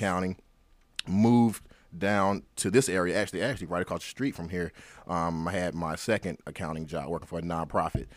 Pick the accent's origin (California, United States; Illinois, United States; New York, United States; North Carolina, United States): North Carolina, United States; Rocky Mount; Born and raised in Rocky Mountain, North Carolina, barbecue capital of the world